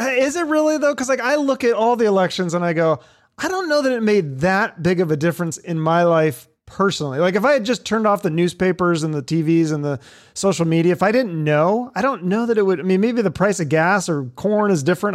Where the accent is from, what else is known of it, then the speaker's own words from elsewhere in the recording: Seattle, Washington, United States; now in Phoenix, United States; I'm from Seattle